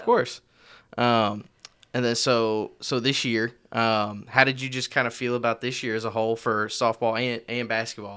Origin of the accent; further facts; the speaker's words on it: Marion, Illinois, United States; now in Owensboro, United States; I'm from Marion, Illinois